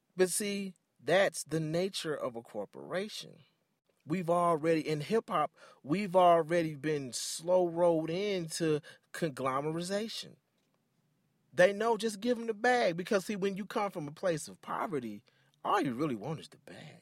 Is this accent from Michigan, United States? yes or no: yes; Detroit, Michigan, United States; I grew up in Detroit, very Afrocentric.